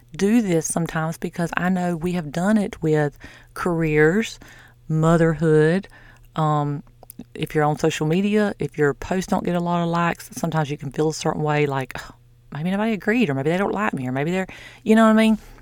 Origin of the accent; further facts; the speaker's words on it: the South, United States; I'm from the South.